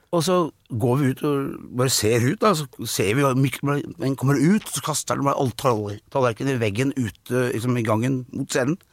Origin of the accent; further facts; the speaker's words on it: Skedsmokorset, Akershus, Norway; var det hjemme på Åsnagen, jeg bodde der, i Skedsmokorset